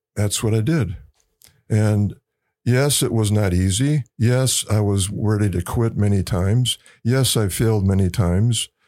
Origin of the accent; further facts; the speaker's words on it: Wisconsin, United States; moved away as an adult; I grew up in Wisconsin